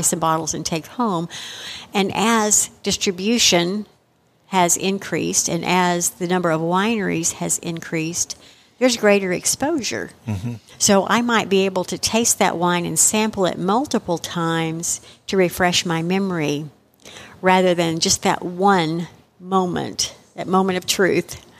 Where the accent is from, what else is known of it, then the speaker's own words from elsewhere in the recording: Texas, United States; being a Texan myself, and we've always been known as proud Texans